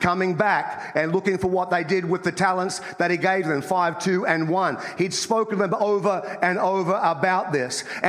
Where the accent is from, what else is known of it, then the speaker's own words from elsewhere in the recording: Australia; moved away as an adult; now in United States; I grew up in Australia, as you can tell by my accent